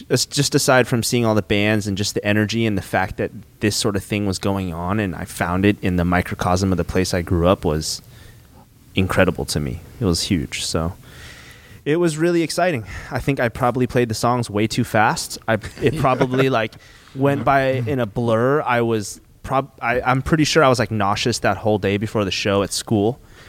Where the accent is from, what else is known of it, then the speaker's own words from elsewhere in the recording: Santa Rosa, California, United States; my own experience growing up in Santa Rosa